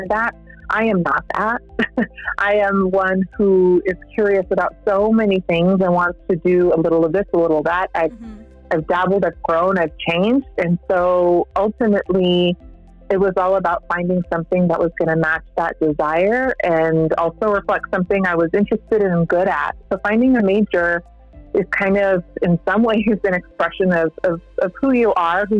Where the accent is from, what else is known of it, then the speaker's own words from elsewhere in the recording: El Paso, Texas, United States; moved away as an adult; also born or lived in South Bend, Indiana; I live in El Paso, Texas, currently. That's where I was born and raised